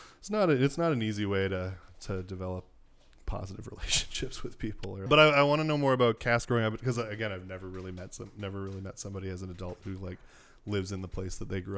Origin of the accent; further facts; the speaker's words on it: Salmon Arm, British Columbia, Canada; also born or lived in Calgary; So I was born in Calgary. I was born in the Foothills Hospital. I was there till I was three. We moved to Salmon Arm, BC, and I was there from kindergarten to third grade.